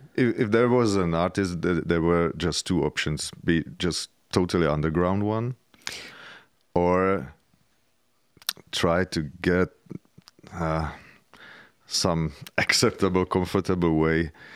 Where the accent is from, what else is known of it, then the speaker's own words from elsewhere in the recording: Czechia; I grew up in communism